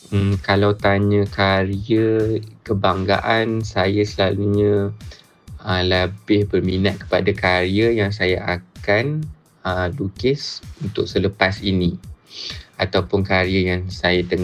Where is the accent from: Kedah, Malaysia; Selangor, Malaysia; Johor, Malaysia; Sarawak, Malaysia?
Kedah, Malaysia; born there; now in Kuala Lumpur, Malaysia; based di Kuala Lumpur, full time artist uh, dan saya lahir, saya dilahirkan di Kedah.